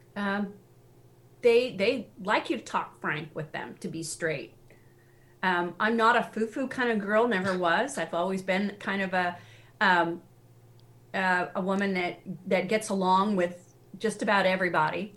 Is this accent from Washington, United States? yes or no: yes; Seattle, Washington, United States; also born or lived in Tennessee; now in New England, United States; I grew up in Seattle